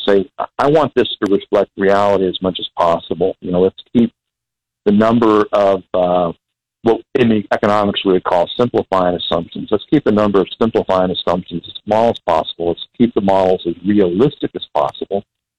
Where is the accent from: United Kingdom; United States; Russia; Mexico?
United States; Texas; I'm actually from Texas, grew up in Texas. My dad was a pastor, so we moved around a lot.